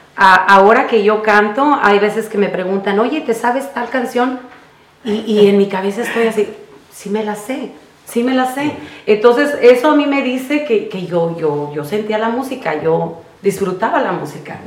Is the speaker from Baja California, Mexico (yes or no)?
no; Jacona, Michoacán, Mexico; born or raised there; now in California, United States